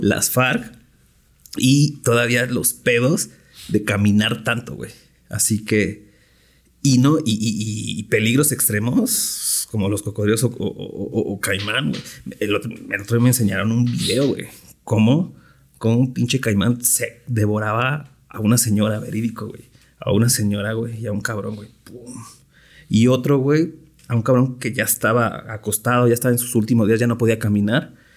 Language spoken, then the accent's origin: Spanish; Mexico; Soy mexa